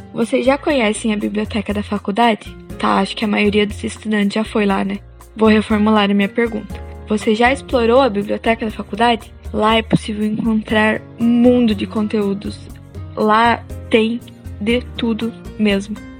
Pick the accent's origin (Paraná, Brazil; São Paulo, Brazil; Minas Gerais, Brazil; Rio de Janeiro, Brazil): Paraná, Brazil; interior of; moved away; eu vim do interior do Paraná, por isso o sotaque